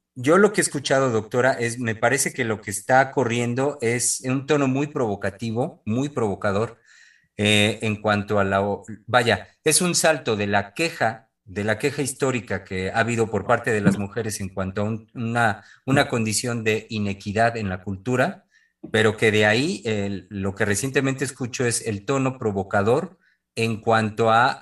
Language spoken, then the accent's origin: Spanish; Mexico; quienes somos mexicanos, única de nuestro país